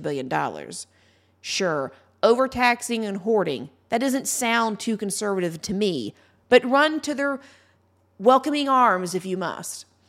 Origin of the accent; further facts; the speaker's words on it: Ohio, United States; my home state of Ohio